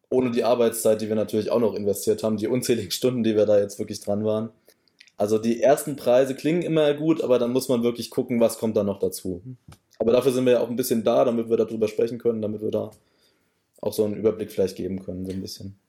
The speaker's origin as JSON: {"language": "German", "area": "near Offenbach", "region": "Hesse", "country": "Germany", "tie": "born or raised there", "also_born_or_lived": "Gießen region", "moved": "as an adult", "lives_now": "Westerwald, Germany", "said": "ich komme eher aus der Nähe von Offenbach gebürtig tatsächlich und bin dann auch fürs Studium ähm, in unsere Region gezogen, also Region Gießen"}